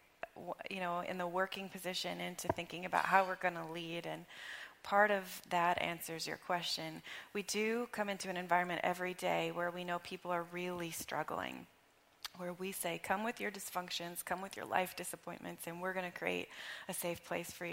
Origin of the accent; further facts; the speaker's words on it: Arkansas, United States; moved away as an adult; now in Chester, United States; I grew up in Arkansas. So I came here 16 years ago